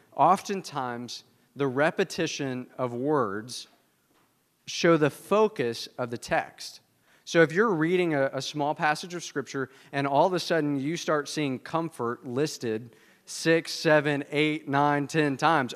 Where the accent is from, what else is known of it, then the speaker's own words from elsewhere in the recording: the South, United States; I'm from the South